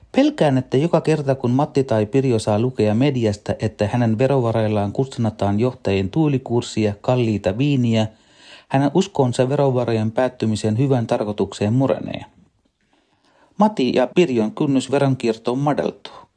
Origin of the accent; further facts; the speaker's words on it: Sri Lanka; now in Finland; Lapsuudessani Sri Lankassa